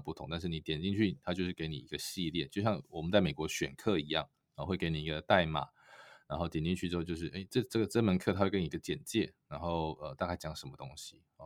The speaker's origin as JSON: {"language": "Chinese", "country": "Taiwan", "moved": "yes", "lives_now": "United States", "said": "一个我们台湾人嘛"}